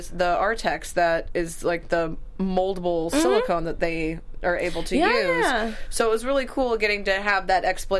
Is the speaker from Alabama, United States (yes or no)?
yes; Alabama, United States; now in Los Angeles, United States; I'm actually from Alabama